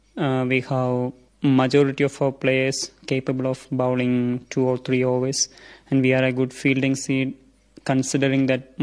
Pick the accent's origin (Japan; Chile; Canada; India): India; English is a second language; moved away as an adult; now in Rome, Italy; my homeland, India. Some teachers have told me that in my mother tongue there are Portuguese words used